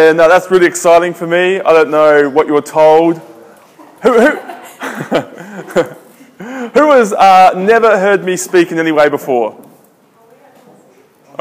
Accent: Adelaide, South Australia, Australia; I'm from Australia. I'm from a city called Adelaide. It's in the south

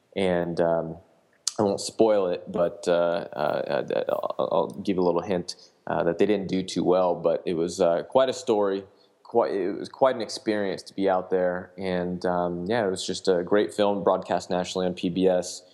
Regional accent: Sacramento, California, United States; also born or lived in Washington, D.C.; I worked for a legislator in my hometown in Sacramento, uh, the Capitol here.

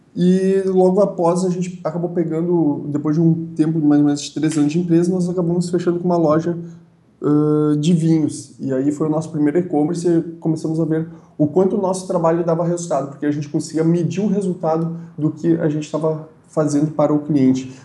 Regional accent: Feliz, Rio Grande do Sul, Brazil; eu sou natural da cidade de Feliz, uh, que é aqui no Rio Grande do Sul.

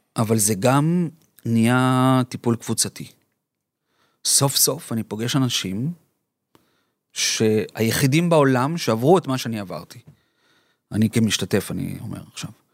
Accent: Colombia; now in Israel; אני קולומביאני, אמא שלי ארגנטינאית ואני נולדתי בקולומביה

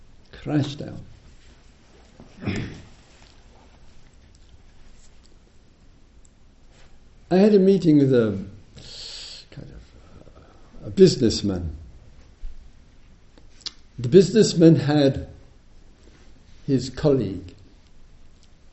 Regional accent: United Kingdom; I'm British

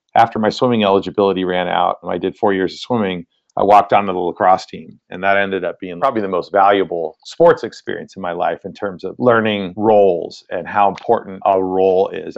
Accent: Monterey Bay area, central coast of California, United States; I grew up in the Monterey Bay area, which is in the central coast of California

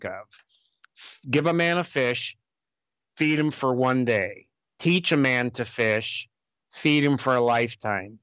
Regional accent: United States; also born or lived in Honduras; as an American with an advanced degree

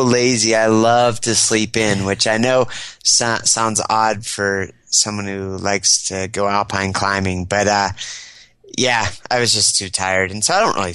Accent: State College, Pennsylvania, United States; also born or lived in Washington State; He got a job at Penn State University in State College, Pennsylvania, Happy Valley. Mm-hmm. And so from the, I guess I was like two when we moved there. And so that's the town I grew up

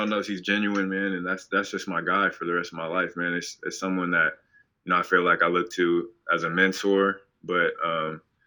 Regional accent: Portland, Oregon, United States; moved away; growing up in Portland

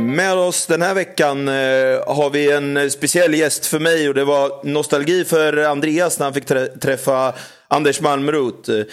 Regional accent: Örebro, Örebro County, Sweden; min pappa var, var huvudstarter på Örebrotravet och så föddes jag in i travet

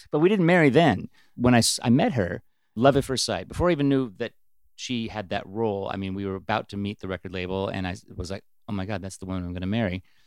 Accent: Bellingham, Washington, United States; also born or lived in Seattle; we were even from a little town, just like … was from Aberdeen. We were from Bellingham

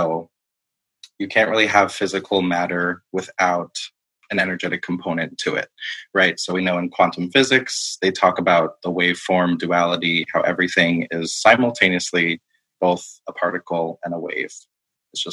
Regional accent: Long Island, New York, United States; moved away as an adult; now in Rhode Island, United States; I'm from Long Island, New York.

